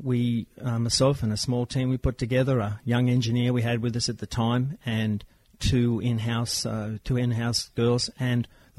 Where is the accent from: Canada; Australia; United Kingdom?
Australia; Wollongong, New South Wales; Growing up in Wollongong